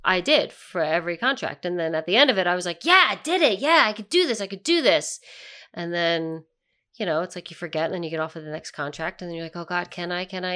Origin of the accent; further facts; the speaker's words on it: near Philadelphia, Pennsylvania, United States; I'm from Pennsylvania, I'm from kind of near Philadelphia